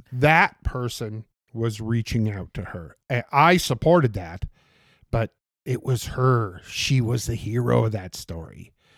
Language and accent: English; Portland, Oregon, United States; I grew up on forty-sixth and Ainsworth